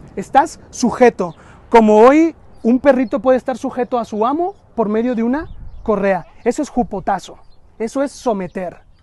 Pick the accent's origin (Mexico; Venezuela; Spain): Mexico; culturalmente los mexicanos somos muy familiaros